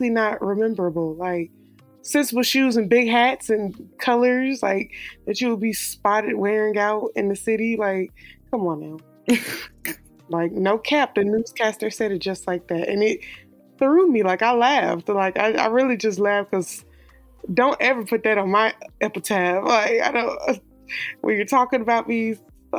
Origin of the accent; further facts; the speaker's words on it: United States; We're black, and we're American